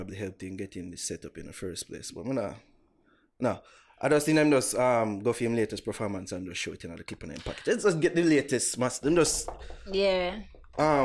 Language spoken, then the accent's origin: English; Jamaica